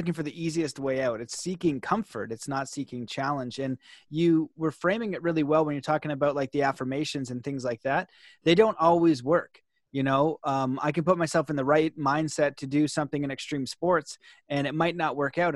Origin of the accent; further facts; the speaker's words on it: Canada; being Canadian